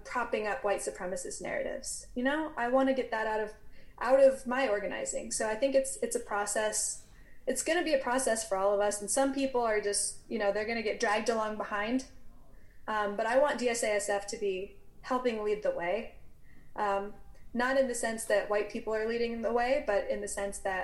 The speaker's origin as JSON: {"language": "English", "region": "the South", "country": "United States", "tie": "born or raised there", "said": "I grew up in the South."}